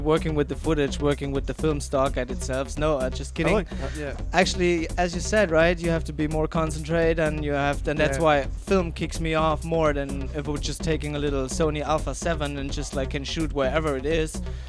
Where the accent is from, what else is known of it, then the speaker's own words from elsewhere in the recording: Berlin, Germany; speaking. I'm from Germany, Berlin, coming here to Detroit for 3 months to explore myself, to explore Detroit.